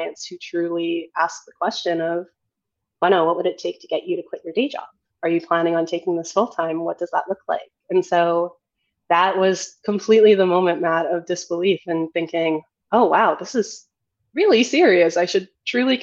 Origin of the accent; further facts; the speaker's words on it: Edmonton, Alberta, Canada; now in Toronto, Canada; I moved back to Edmonton, my hometown